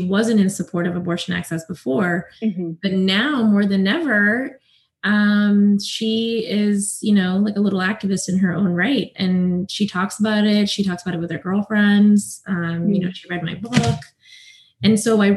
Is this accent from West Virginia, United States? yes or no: no; South Carolina, United States; I grew up in South Carolina. I am the daughter of Indian immigrants.